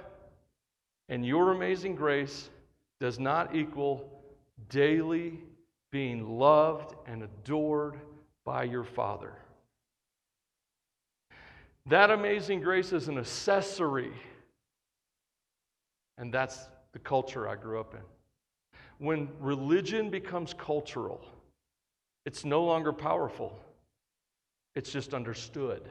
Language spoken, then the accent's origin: English; the South, United States; I grew up in the South. I grew up in what I call the buckle of the Bible Belt